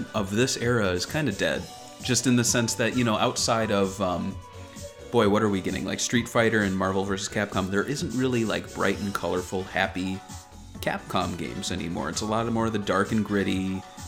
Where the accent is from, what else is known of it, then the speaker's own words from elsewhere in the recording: United States; I'm an American